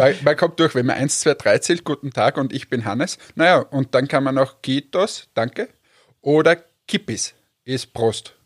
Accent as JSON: {"language": "German", "country": "Austria", "also_born_or_lived": "Finland", "said": "ich bin Österreicher"}